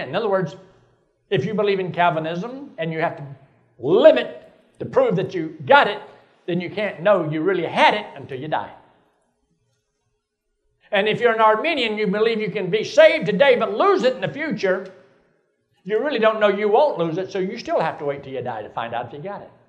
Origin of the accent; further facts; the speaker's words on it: Athens, Georgia, United States; Well, I, was, I grew up in Athens, Georgia.